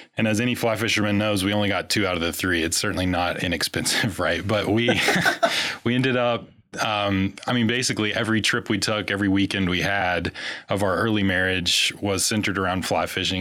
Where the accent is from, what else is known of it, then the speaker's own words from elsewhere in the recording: Kentucky, United States; grew up in Kentucky